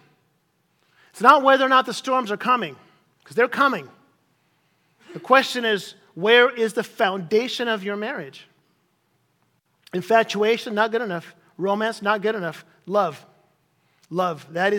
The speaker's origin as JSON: {"language": "English", "country": "Chile", "tie": "born or raised there", "said": "As some of you guys know, I grew up in Chile as a missionary kid in South America, in Chile."}